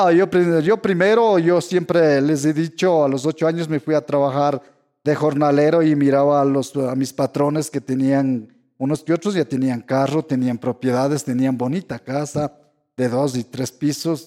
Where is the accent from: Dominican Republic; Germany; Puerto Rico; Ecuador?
Ecuador; yo soy el primer estudiante indígena de mi tierra